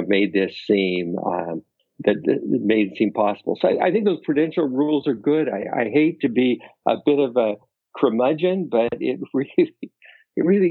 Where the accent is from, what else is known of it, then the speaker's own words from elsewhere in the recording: Oregon, United States; now in Naperville, United States; my small town that I grew up in Oregon